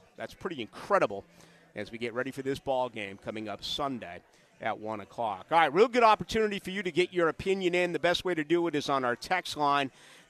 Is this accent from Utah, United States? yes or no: no; near Brockton, Massachusetts, United States; moved away; my hometown. Well, right next to my hometown, Brockton, Massachusetts, the home of Rocky Marciano and marvelous Marvin Hagler.